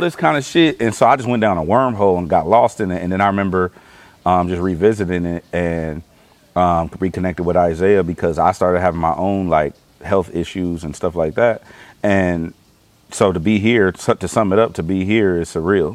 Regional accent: Los Angeles, California, United States; I'm from the East Side in L.A.

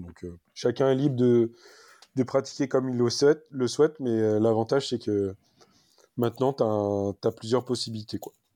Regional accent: Île-de-France, France; moved away as an adult; now in Var, France; je suis né en Ile-de-France. Donc, j'ai habité toute, ma... toute mon enfance et même jusqu'à mes 31 ans euh, à Paris, dans le... Enfin, dans le 92 exactement

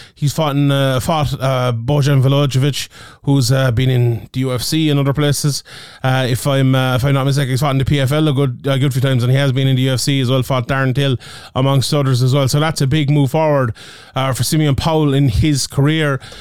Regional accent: Ireland; I'm Irish

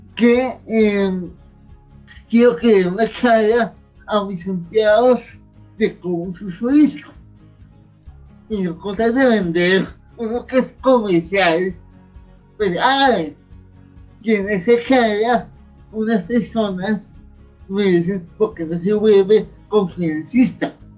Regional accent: Bogotá, Colombia; Yo nací hace 37 años en Bogotá

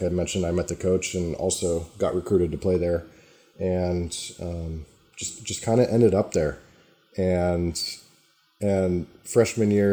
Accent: Northern California, United States; also born or lived in La Quinta, California / Palm Desert, California; I grew up in Northern California in Lake Tahoe area.

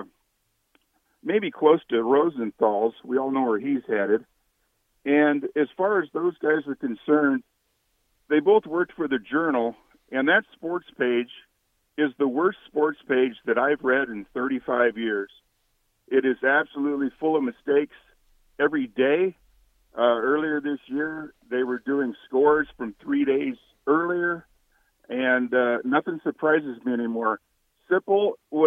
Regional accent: Lincoln, Nebraska, United States; I'm born and raised in Lincoln

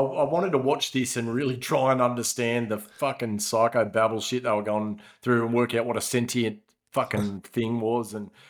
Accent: Canada; I'm a Canadian file. I love our Canadian women, and she's a very, very strong one.

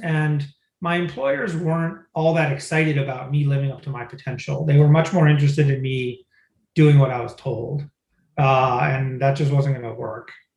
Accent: Michigan, United States; moved away; I grew up in Michigan

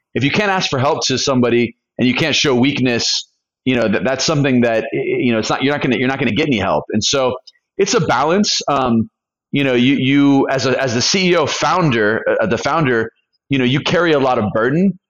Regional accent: California, United States; moved away as an adult; also born or lived in Colombia; I'm from California.

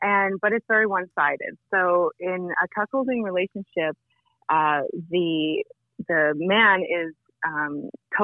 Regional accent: Vancouver, British Columbia, Canada; I'm from Vancouver, Canada.

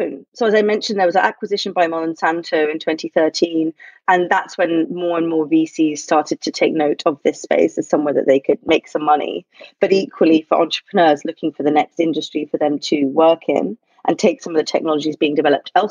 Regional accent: London, United Kingdom; moved away as an adult; now in New York, United States; I grew up in London

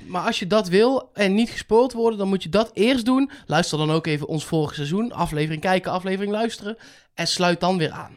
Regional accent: Netherlands; als Nederlander

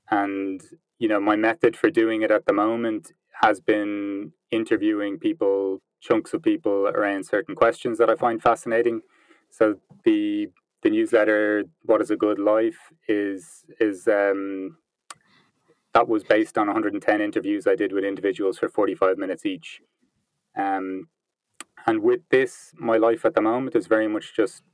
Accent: Ireland; moved away as an adult; also born or lived in Vancouver / London / Peru; now in Berlin, Germany; as you can probably tell by the accent, I'm from Ireland, but I haven't lived in Ireland for 10 years. I spent the first 25 years of my life in Ireland

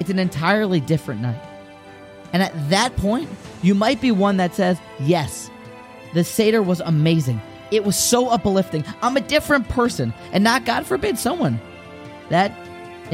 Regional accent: Virginia, United States; moved away; also born or lived in Lakewood, New Jersey; my hometown back in Virginia

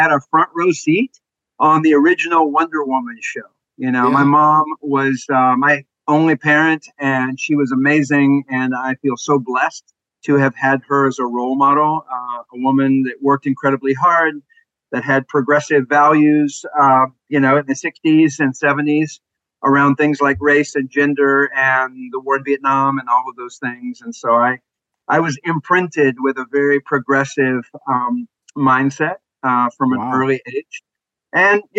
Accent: Austin, Texas, United States; moved away as an adult; also born or lived in Dallas, Texas / Connecticut / Nicaragua; I was born and raised in Texas, actually. Born in Dallas, grew up in Austin, went back to Dallas for high school.

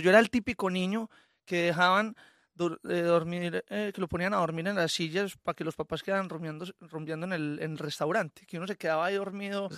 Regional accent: Colombia; soy muy colombiano, o sea, a mí me encanta mi, mis raíces y me encanta todo lo que hay, eh, alrededor de mi tierra. También crecí con la música llanera

